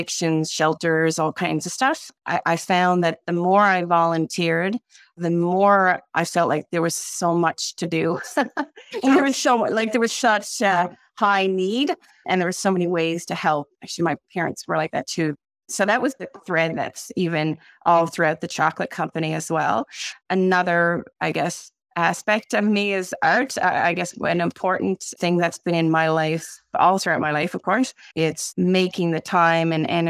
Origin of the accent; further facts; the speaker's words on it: St. John's, Newfoundland and Labrador, Canada; I grew up in the East End, St. John's